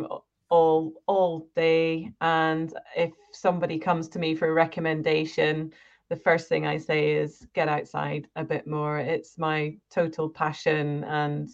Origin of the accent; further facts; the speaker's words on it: Scotland, United Kingdom; I grew up in Scotland, and my parents, we lived pretty much in the middle of nowhere.